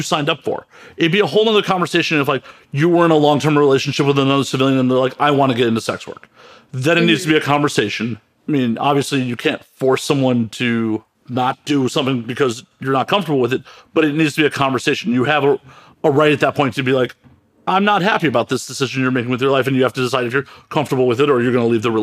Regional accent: Chicago, Illinois, United States; I grew up in Chicago

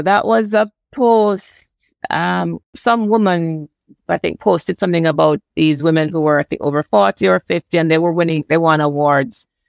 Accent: Jamaica; now in Canada; I'm from Jamaica

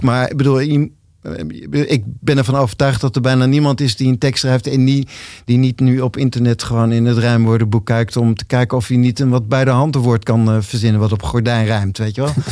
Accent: Zwolle, Overijssel, Netherlands; ik ben geboren in Zwolle

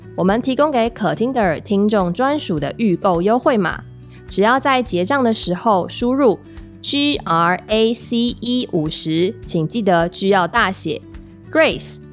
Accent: Taiwan; 我是个本省人

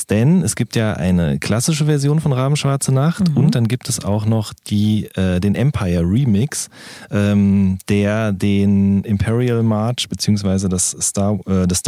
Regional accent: Hagen, North Rhine-Westphalia, Germany; Ich komme ja aus Hagen

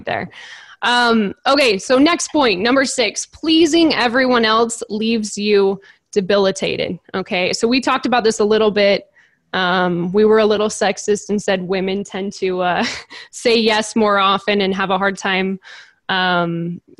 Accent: California, United States; since I'm from California

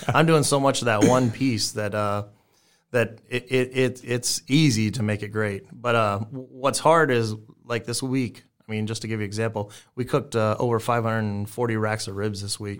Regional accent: South Texas, United States; now in Omaha, United States; I grew up in South Texas

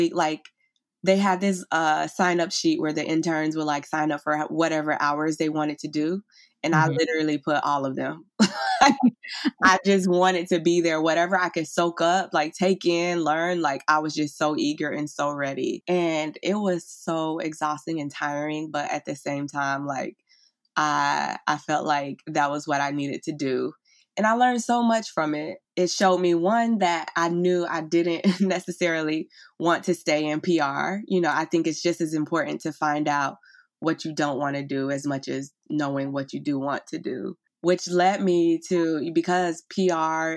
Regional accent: Fort Lauderdale, Florida, United States; accent: Southern; moved away as an adult; now in Brooklyn, United States; I'm originally from Fort Lauderdale, Florida. I was born and raised in Florida. You probably can hear a little bit of my Southern accent

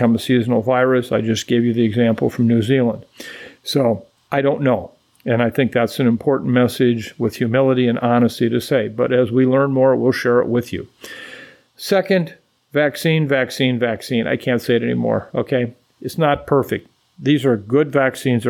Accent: Waukon, Iowa, United States; my hometown of Waukon, Iowa

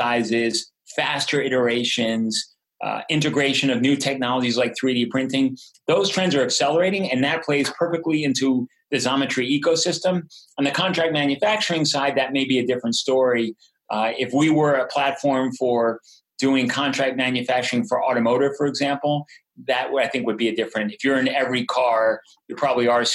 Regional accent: United States; As an American

